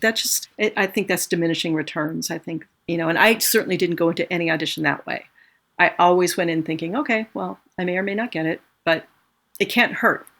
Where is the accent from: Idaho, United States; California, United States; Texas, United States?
California, United States; moved away as an adult; now in New York, United States; I grew up in California. I didn't want to live in New York